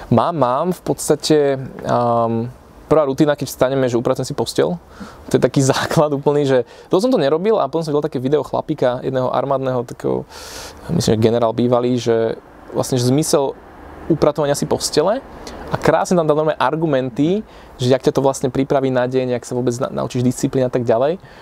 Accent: Piešťany, Trnava Region, Slovakia; now in Bratislava, Slovakia; ja pochádzam z Piešťan

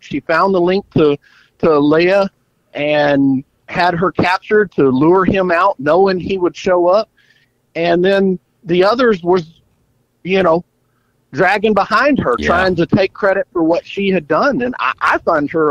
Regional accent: Texas, United States; as a Texan, I appreciate that the word y'all has been introduced into the Star Wars lexicon.

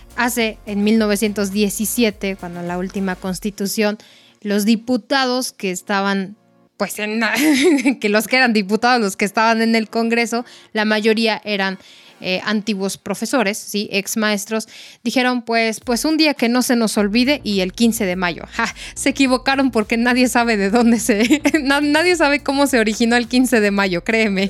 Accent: Mexico

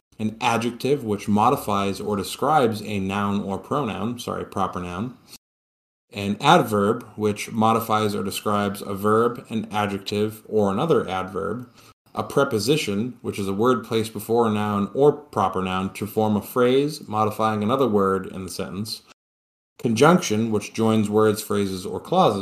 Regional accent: Boston, Massachusetts, United States; I'm going to use the lacking in a G because I'm from Boston

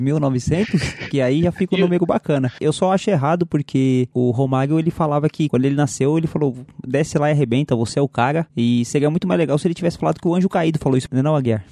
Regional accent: São Paulo, Brazil; a gente é paulista aqui, né? A gente é de São Paulo

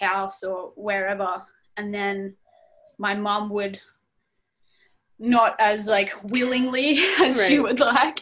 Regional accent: Berwick, Victoria, Australia; accent: Australian; So right now I'm living in Melbourne, Australia, which is actually where I was born as well, in this little town called Berwick.

